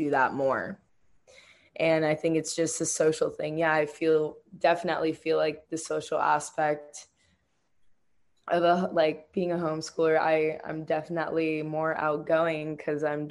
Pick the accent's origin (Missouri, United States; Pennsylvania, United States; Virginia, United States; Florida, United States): Florida, United States; Miami; now in Eugene, United States; Growing up in Miami was awesome. I'm Cuban and Jamaican, so it's like where my people are